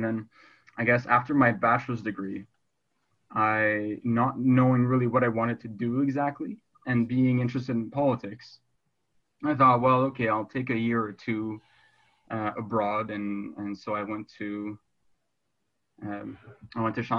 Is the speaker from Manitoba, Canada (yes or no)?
yes; Manitoba, Canada; moved away as an adult; now in Beijing, China; I guess it might be unusual for someone from Manitoba. Growing up, you know, like there wasn't a single Asian student at school. Like I went to a French high school or a French elementary school, French high school.